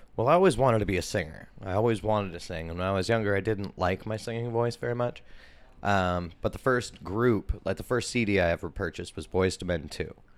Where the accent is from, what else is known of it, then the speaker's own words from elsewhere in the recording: Portland, Oregon, United States; I was born in the East Side in a hospital that's no longer here